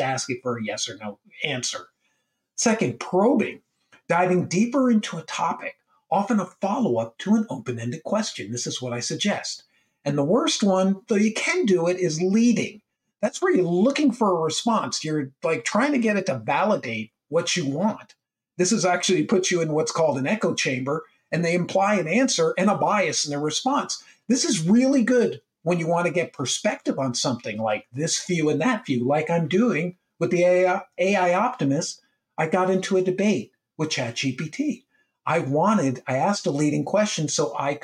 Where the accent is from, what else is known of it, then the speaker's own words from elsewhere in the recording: United States; as I am American, and I work with people all over the world.